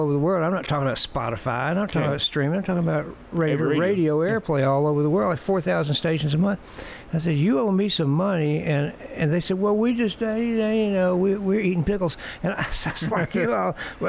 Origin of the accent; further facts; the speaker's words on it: Muscle Shoals, Alabama, United States; I'm from Muscle Shoals.